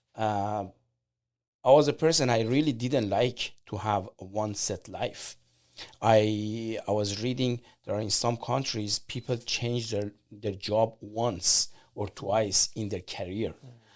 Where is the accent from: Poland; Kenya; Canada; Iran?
Iran; English is a second language; moved away as an adult; now in United States; I'm from Iran, and I came here like 25 years ago